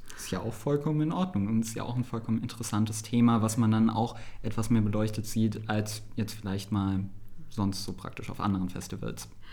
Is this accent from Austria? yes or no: no; Saarbrücken, Saarland, Germany; aus meiner Heimatstadt Saarbrücken